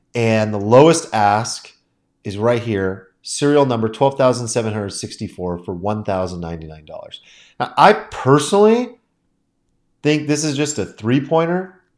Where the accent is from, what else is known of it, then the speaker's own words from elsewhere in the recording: United States; as an American